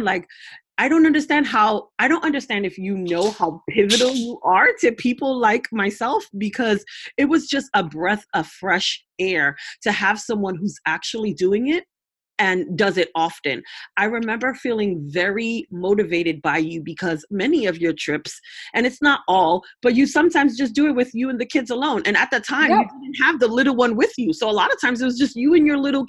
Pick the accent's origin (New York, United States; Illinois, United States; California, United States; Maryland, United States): New York, United States; I'm also from New York, from Brooklyn